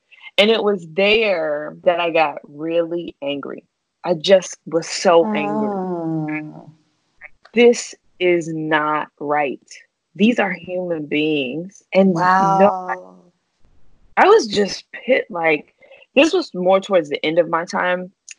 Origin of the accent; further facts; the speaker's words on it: the South, United States; you know, I'm from the South where, you know, people who look like you think you're pretty for the most part, right?